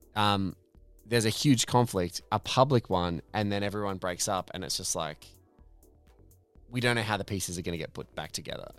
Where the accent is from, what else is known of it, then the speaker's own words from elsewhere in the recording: Australia; in Australian parlance, we call it a smoke bomb.